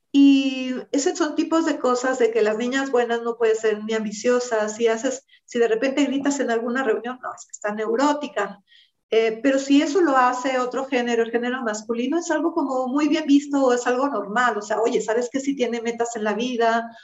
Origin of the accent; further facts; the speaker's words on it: Mexico; Nosotros como mexicanos